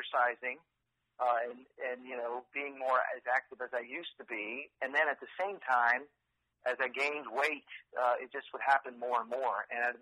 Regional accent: Texas, United States; also born or lived in California; now in Austin, United States; kindergarten through college, I was in Texas

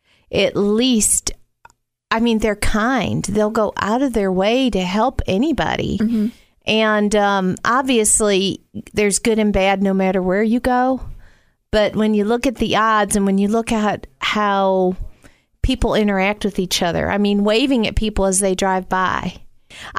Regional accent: the South, United States; accent: Southern; up there my whole life, people would say, where are you from? You have a Southern accent.

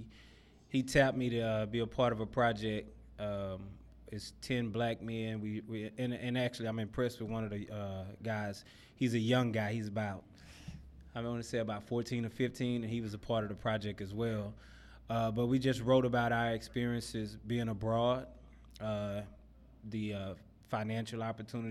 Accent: Dallas, Texas, United States; moved away as an adult; now in United Arab Emirates; I grew up in Oak Cliff, grew up, you know, kind of rough parts of Oak Cliff

